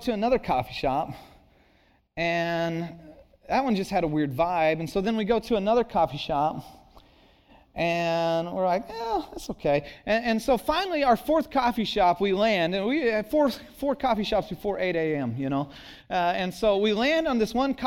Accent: Santa Cruz, California, United States; I grew up in Santa Cruz.

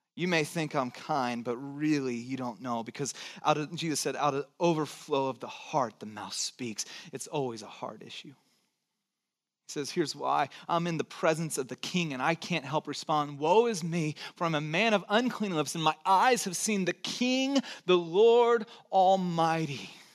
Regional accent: Santa Cruz, California, United States; also born or lived in Texas / Georgia; nine years and then grew up in Santa Cruz and lived in Georgia for three.

